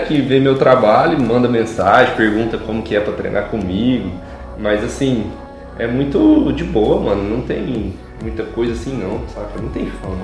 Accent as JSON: {"language": "Portuguese", "town": "Rio Verde", "region": "Goiás", "country": "Brazil", "tie": "born or raised there", "said": "nasci no Rio Verde, Goiás. E aí fui crescendo aí"}